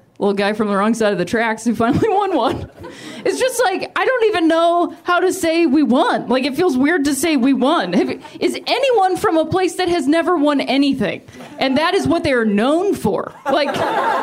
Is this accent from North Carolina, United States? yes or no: no; Akron, Ohio, United States; moved away; also born or lived in Indiana; I am from a town called Akron, Ohio